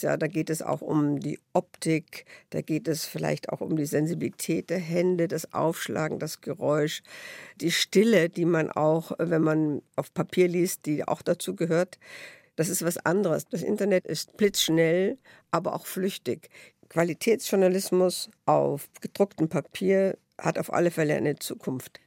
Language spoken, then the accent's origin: German; Tutzing, Bavaria, Germany; also born or lived in Netherlands / Bernried / Vienna; Ich bin in Tutzing und Benried aufgewachsen